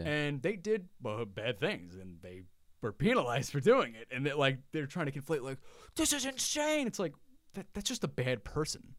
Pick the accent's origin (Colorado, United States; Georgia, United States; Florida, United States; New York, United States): New York, United States; Long Island; I was raised in Long Island in a very conservative town